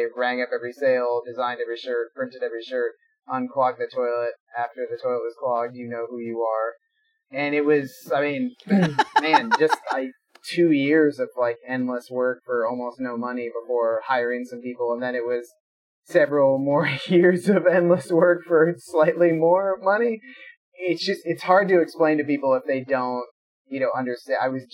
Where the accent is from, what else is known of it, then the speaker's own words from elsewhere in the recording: Des Moines, Iowa, United States; I am roughly 6 blocks from the hospital I was born in, so geographically I have not come very far in life. I grew up right outside Des Moines